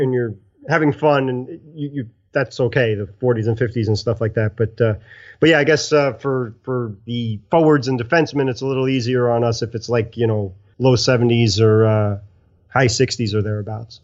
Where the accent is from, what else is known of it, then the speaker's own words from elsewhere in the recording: New York City, New York, United States; I'm an Italian from Brooklyn